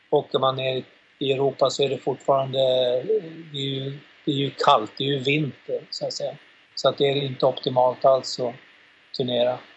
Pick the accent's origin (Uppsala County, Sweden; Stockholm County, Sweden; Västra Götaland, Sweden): Uppsala County, Sweden; Uppsala; vi har ju haft live har vi haft en kille som är här ifrån från min hemstad Uppsala då Daniel Lands